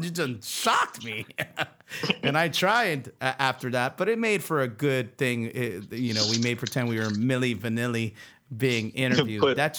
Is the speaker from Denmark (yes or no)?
no; France; born there; We are twins. I was born in France. He was born in Germany.